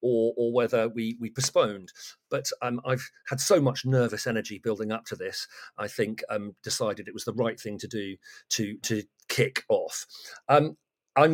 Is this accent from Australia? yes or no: no; Great Torrington, South West England, United Kingdom; moved away as an adult; now in Kent, United Kingdom; I come from Devon. My mother still lives there and in our family home.